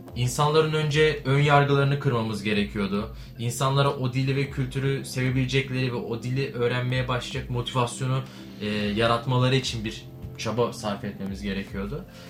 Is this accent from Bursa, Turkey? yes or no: yes; Bursa, Turkey; ben de Bursalıyım